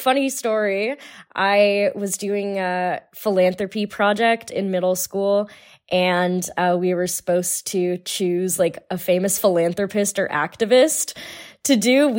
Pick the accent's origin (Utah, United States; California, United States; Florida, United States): California, United States; also born or lived in Illinois / Hawaii / Colorado; now in Missouri, United States; I'm from California originally. I did my undergrad in Illinois. Now I currently reside in Missouri, but I'm on vacation in California. I've also lived in Hawaii and Colorado at one point.